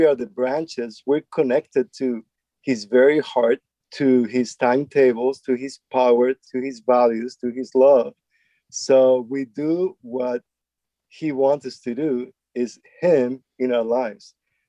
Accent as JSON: {"language": "English", "country": "Spain", "moved": "yes", "lives_now": "United States", "said": "since I came here from Spain and from a different background and context. And here in the States, we have so many apps"}